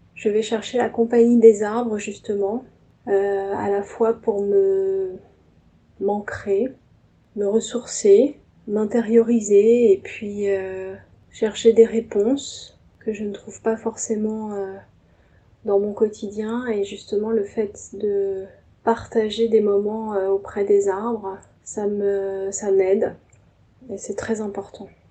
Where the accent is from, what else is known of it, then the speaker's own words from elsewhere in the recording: Paris suburbs, Île-de-France, France; je suis née à Paris, je vis en banlieue parisienne